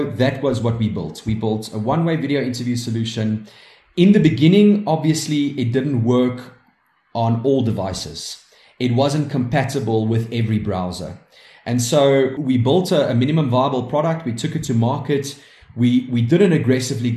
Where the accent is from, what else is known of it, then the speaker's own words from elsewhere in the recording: South Africa; we are proudly South African and we are very proud to be proudly South African